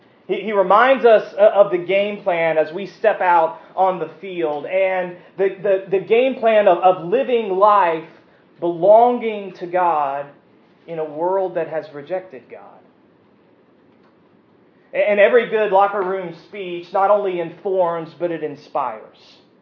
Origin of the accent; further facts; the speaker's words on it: United States; We as American Presbyterians